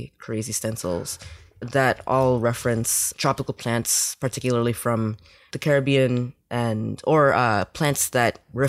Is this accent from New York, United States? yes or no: yes; New York, United States; now in Westchester, United States; Well, I grew up in New York.